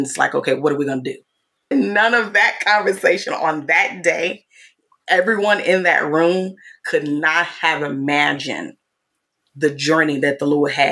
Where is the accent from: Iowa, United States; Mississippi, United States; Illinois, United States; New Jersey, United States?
Mississippi, United States; moved away; I'm from Mississippi